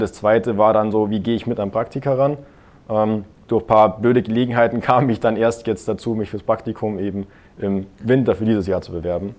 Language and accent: German; near Munich, Bavaria, Germany; now in Augsburg, Germany; meine Heimatstadt ist ein bisschen in der Nähe von München